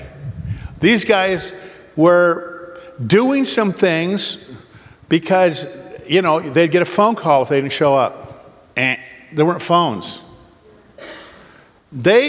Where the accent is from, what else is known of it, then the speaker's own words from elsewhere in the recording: Oregon, United States; we're from Oregon